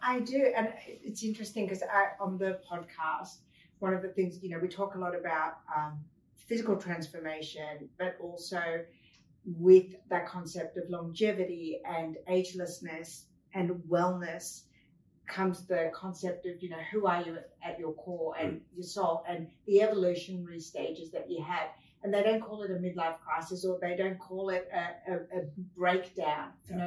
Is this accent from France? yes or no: yes; France; I was born in France